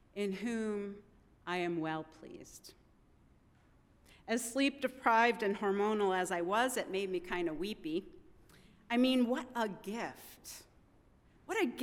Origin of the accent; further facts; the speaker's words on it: Midwest, United States; moved away as an adult; also born or lived in Vermont; I'm a Midwesterner born and bred